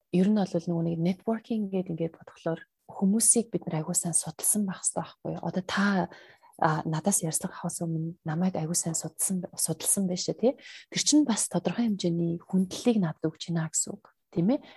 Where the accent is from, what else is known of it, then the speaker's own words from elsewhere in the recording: Mongolia; now in Australia; би угаасаа өөрийнхөө гарал үүслэр аюу бахархалтай байдаг.